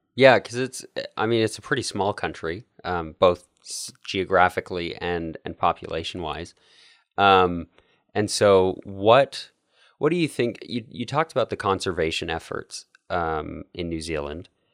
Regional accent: Calgary, Alberta, Canada; my hometown of Calgary

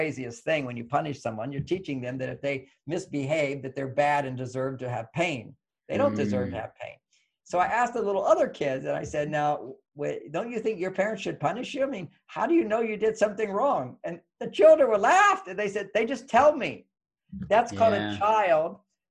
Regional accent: Texas, United States; moved away; I grew up in Texas

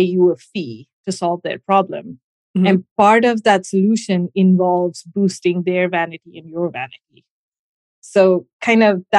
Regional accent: Gujarat, India; moved away; I grew up in India, in the western part of India, in the state of Gujarat.

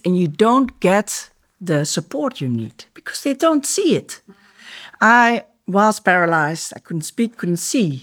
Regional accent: Breda, North Brabant, Netherlands; moved away as an adult; now in Cyprus; in the south of Holland, I was born in Breda

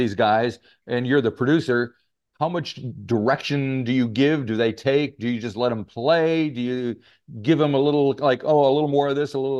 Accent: United States; accent: American; moved away; as you can probably tell from my accent, I'm American. So I was coming back to the States to visit.

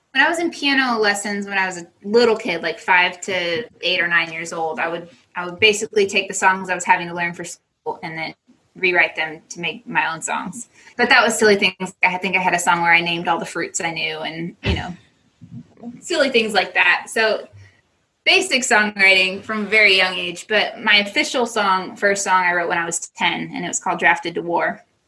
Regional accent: United States; moved away as an adult; as an American

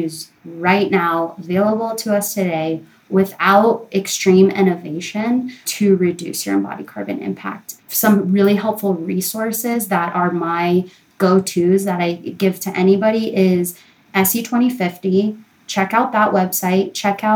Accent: Colorado, United States; it was in my home state.

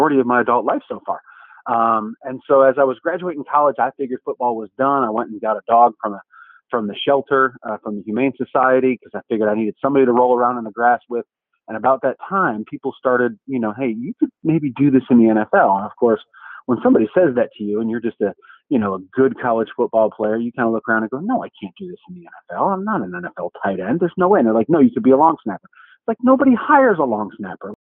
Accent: Cleveland, Ohio, United States; I grew up in Cleveland, Ohio as a three-sport star

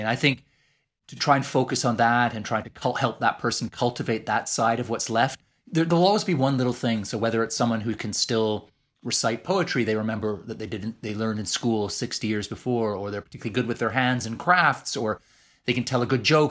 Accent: Edmonton, Alberta, Canada; accent: Canadian; moved away as an adult; now in London, United Kingdom; I sound just like I did growing up in Edmonton, Alberta.

